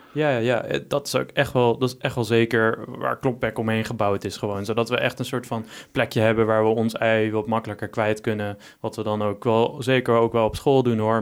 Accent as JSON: {"language": "Dutch", "town": "Texel", "region": "North Holland", "country": "Netherlands", "tie": "born or raised there", "moved": "as an adult", "lives_now": "Arnhem, Netherlands", "said": "ik kom van Texel en ik ben daar gewoon gewend om veel stille natuur om me heen te hebben"}